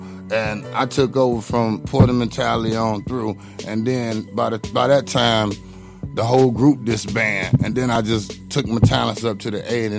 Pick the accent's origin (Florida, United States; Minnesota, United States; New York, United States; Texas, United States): Florida, United States; Miami; I'm from Miami